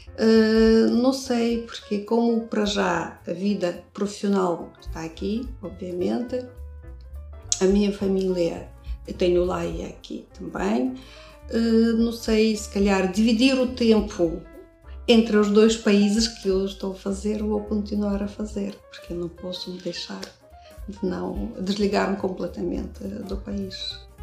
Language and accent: Portuguese; Russia; Portuguese is a second language; moved away as an adult; now in Braga, Portugal; venho da Rússia. Em Braga eu estou desde 87, em Portugal desde 84.